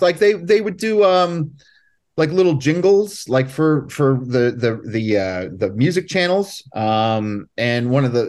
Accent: Allentown, Pennsylvania, United States; I grew up in Allentown, Pennsylvania, and I was just playing in bands

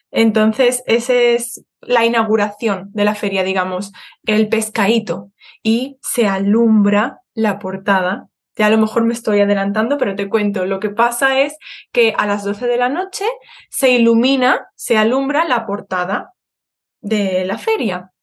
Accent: Seville, Andalusia, Spain; moved away as an adult; also born or lived in Madrid; now in Birmingham, United Kingdom; yo em, he nacido en Madrid, pero he vivido casi toda mi vida en Sevilla

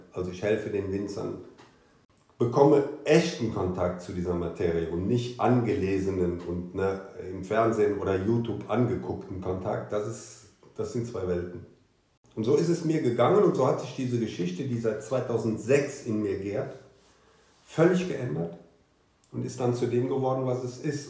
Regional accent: Cologne, North Rhine-Westphalia, Germany; moved away as an adult; now in Ahrweiler, Germany; ich bin Kölner

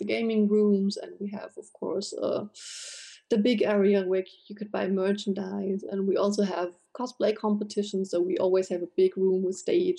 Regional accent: Germany; I am from Germany

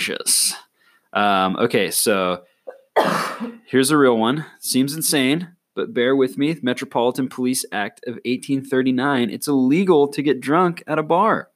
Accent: United States; moved away; back where we come from

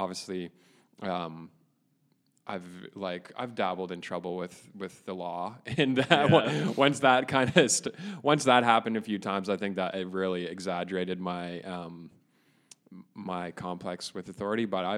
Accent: Caledon, Ontario, Canada; I grew up in Inglewood

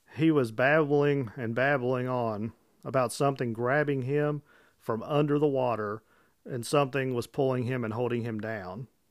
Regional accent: Illinois, United States; I'm from Illinois

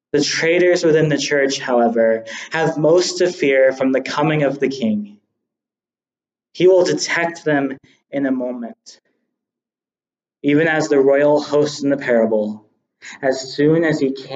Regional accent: United States; I have a birth certificate showing I was born in America

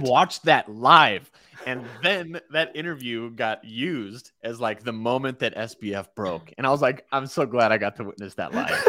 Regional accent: United States; as an American

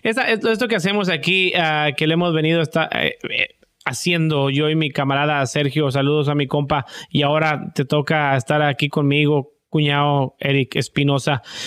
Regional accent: Mexico; moved away; nosotros los mexicanos

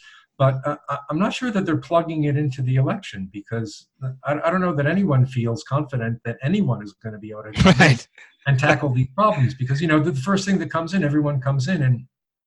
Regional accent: Passaic, New Jersey, United States; moved away; I grew up in Passaic

